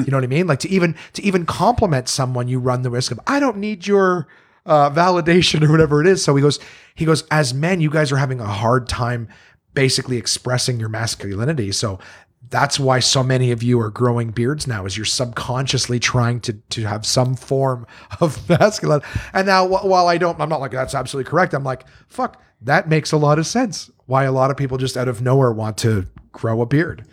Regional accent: Canada; growing up in Canada

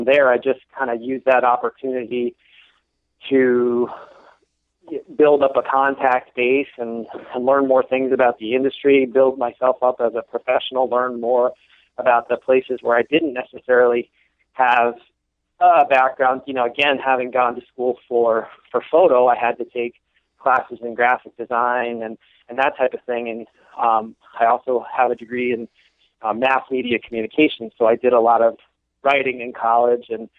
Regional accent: northwest New Jersey, United States; I grew up in the northwest portion of the state

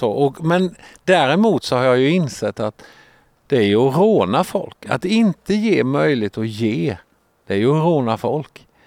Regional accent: Sweden; jag är smålänning.

